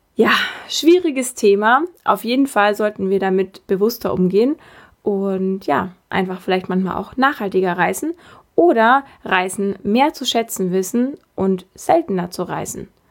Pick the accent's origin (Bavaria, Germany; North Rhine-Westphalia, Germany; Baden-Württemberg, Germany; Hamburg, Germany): Bavaria, Germany; bei uns in Bayern